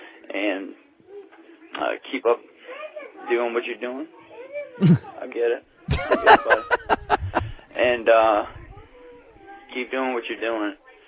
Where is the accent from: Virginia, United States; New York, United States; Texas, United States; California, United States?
Virginia, United States; Richmond; And I'm from Richmond, Virginia, where rednecks and hood rats live in harmony.